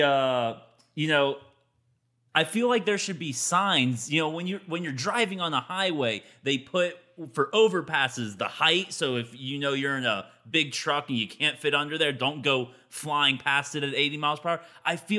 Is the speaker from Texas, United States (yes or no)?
yes; Texas, United States; I grew up here in Texas.